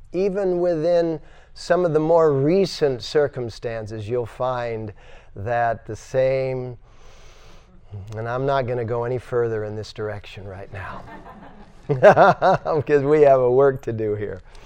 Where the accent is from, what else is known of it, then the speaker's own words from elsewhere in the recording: United States; I'm an American, so to speak, according to branding